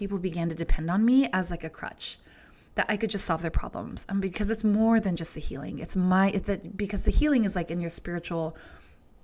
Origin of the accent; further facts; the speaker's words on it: Georgia, United States; growing up in Georgia